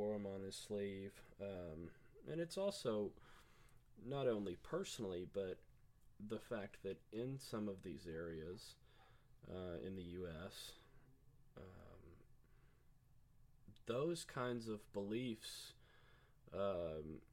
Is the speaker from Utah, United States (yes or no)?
no; Tennessee, United States; we're from Tennessee